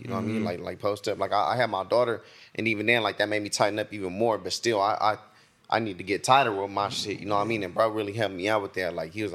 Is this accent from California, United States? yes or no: yes; Stockton, California, United States